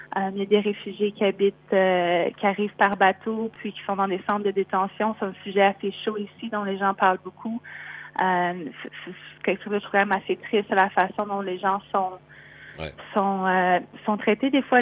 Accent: Quebec, Canada; moved away as an adult; also born or lived in Montreal; now in Melbourne, Australia; je suis canadienne, donc québécoise euh, d'origine, installée à, Melbourne

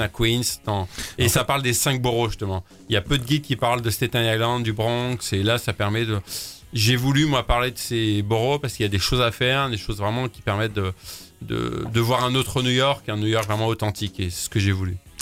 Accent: France; chez nous en France

